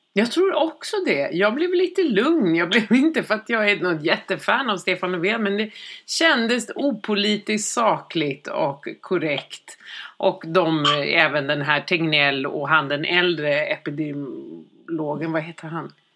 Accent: Sweden; vi svenskar

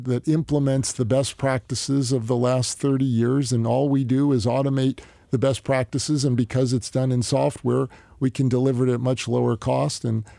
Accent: New Jersey, United States; Northern New Jersey.

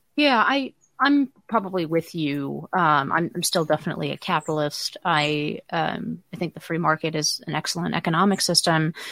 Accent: Silicon Valley, California, United States; I grew up in Silicon Valley

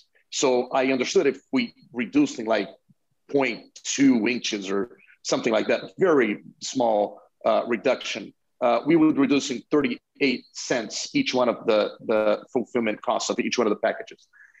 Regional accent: Brazil; moved away as an adult; now in United States; No, actually, I'm from Brazil. I moved to the US in 2014.

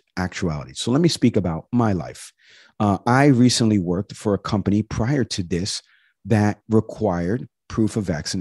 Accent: Harrison, New York, United States; moved away; my hometown, back in Harrison, New York

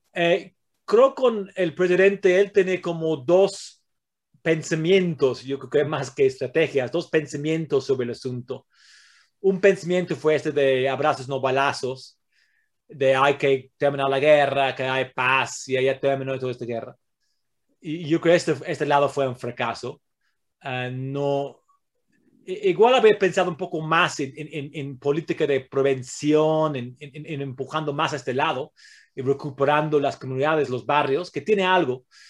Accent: England, United Kingdom; Spanish is a second language; now in Mexico; Yo soy de Inglaterra, eh, tengo un abuelo italiano

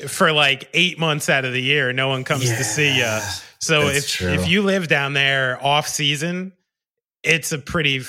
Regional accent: Somerville, New Jersey, United States; we are both from Somerville, New Jersey

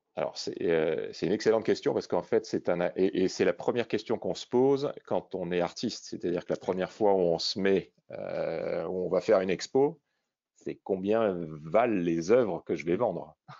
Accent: Réunion; je suis originaire de La Réunion

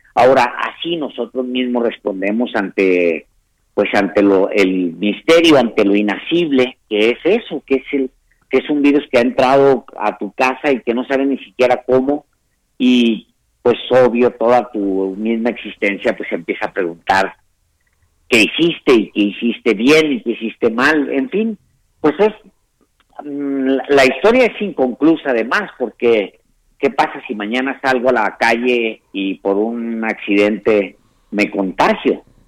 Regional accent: Ciudad Juárez, Chihuahua, Mexico; como yo soy un fronterizo, yo nací en, nací en Ciudad Juárez

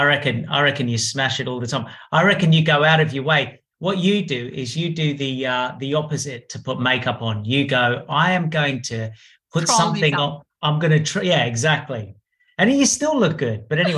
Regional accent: Australia; born or raised there; also born or lived in Harrow, London

